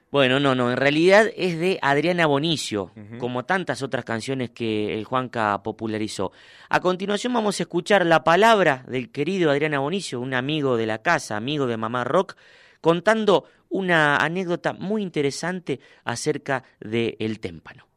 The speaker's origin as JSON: {"language": "Spanish", "town": "Huinca Renancó", "region": "Córdoba", "country": "Argentina", "tie": "born or raised there", "said": "en mi pueblo, ahí en Huinca Renancó"}